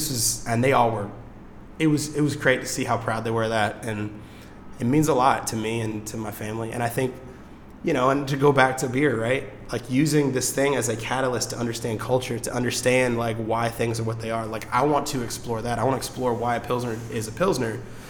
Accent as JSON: {"language": "English", "town": "Memphis", "region": "Tennessee", "country": "United States", "tie": "born or raised there", "said": "I grew up in Memphis in this black culture and this black family."}